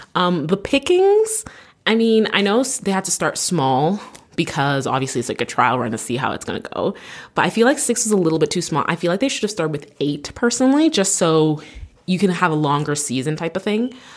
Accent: Canada; I'm Canadian

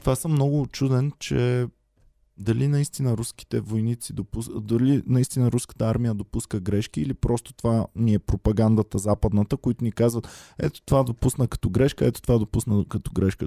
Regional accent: Bulgaria; аз като човек в българин

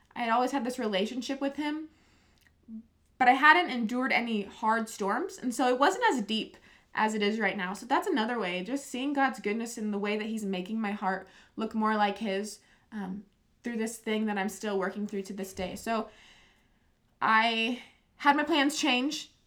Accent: Nebraska, United States; moved away; also born or lived in Iowa / Spearfish; I grew up also in Nebraska

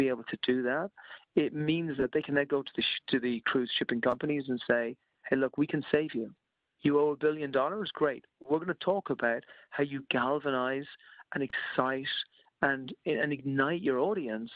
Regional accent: Ireland; moved away; I'm Irish originally, and I speak to a lot of my friends back in Ireland

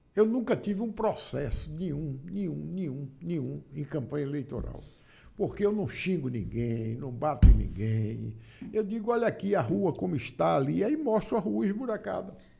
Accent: Bahia, Brazil; Porque eu sou baiano e sou brasileiro.

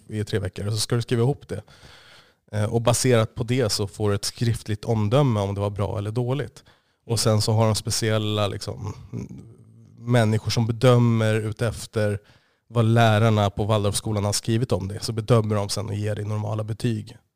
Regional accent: Stockholm, Stockholm County, Sweden; also born or lived in Osby, Skåne; jag är ursprungligen jag är från Stockholm. Född och uppvuxen. Det är största del i Stockholm.

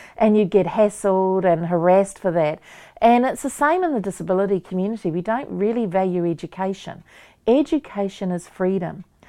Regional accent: Waikato, New Zealand; I'm from Waikato, so I'm around Pukiriwa, Werarua Marae.

